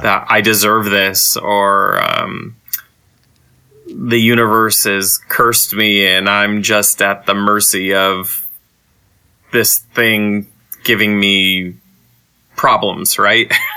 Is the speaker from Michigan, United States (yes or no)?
yes; Saginaw, Michigan, United States; growing up in Saginaw as an LGBT person